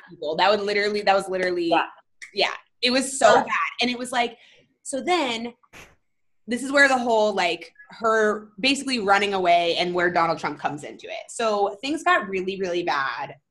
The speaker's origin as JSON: {"language": "English", "region": "Florida", "country": "United States", "tie": "born or raised there", "moved": "yes", "lives_now": "Los Angeles, United States", "said": "I grew up in Florida for like a long time"}